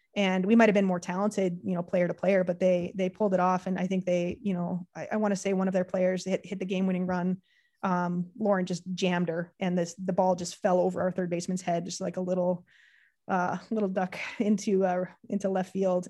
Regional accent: Canada; being Canadian

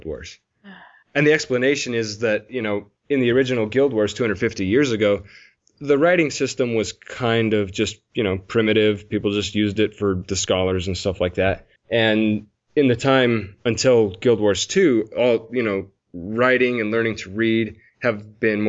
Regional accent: United States; I'm American

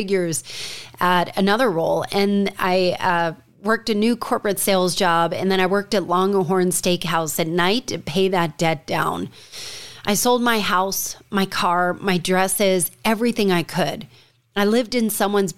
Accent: Watchung, New Jersey, United States; We grew up in New Jersey in a small town, called Watchung, New Jersey

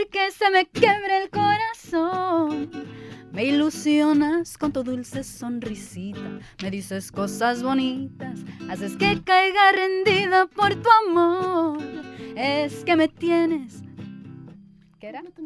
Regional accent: Los Angeles, California, United States; yo crecí aquí en Los Ángeles

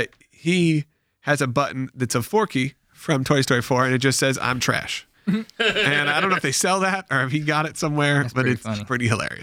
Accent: Georgia, United States; It was at a Baptist church we grew up in Georgia.

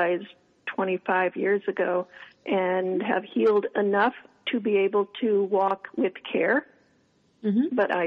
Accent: Florida, United States; moved away as an adult; also born or lived in Massachusetts; now in New England, United States; I'm actually from Florida

